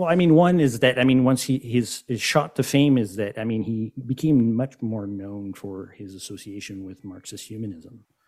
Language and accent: English; Montreal, Quebec, Canada; I am from Montreal